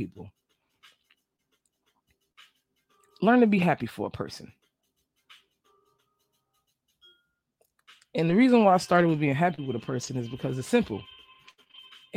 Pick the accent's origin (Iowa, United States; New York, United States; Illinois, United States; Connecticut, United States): New York, United States; also born or lived in New Jersey / Atlanta; now in Florida, United States; I live in Florida. I'm from New York, and I lived in New Jersey. Did a little stint in Atlanta